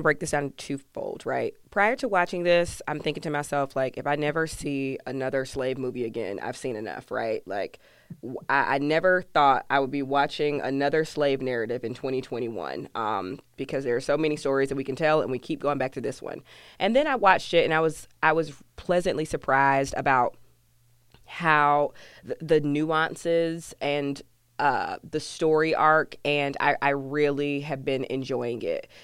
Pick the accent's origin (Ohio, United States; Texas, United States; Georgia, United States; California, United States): Georgia, United States; I'm from Georgia